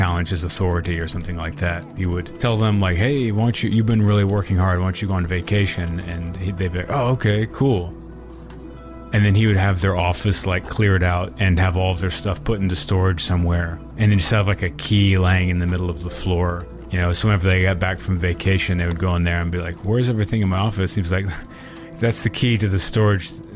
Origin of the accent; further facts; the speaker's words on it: Austin, Texas, United States; Growing up in Austin